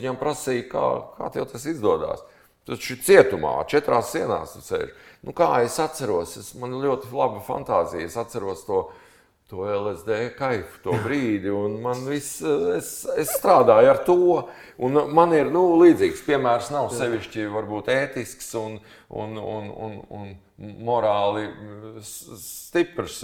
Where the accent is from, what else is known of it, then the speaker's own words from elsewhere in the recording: Latvia; mēs no Latvijas